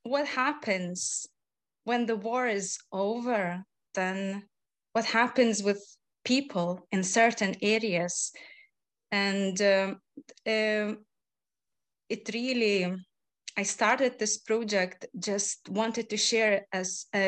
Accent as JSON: {"language": "English", "country": "Lithuania", "moved": "yes", "said": "my home country, Lithuania"}